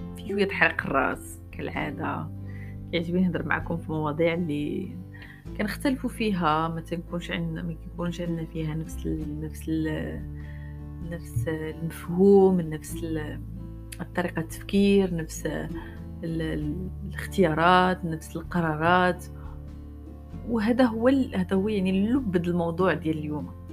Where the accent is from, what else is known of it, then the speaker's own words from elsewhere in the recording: Morocco; عايشين في المغرب وكبرنا في المغرب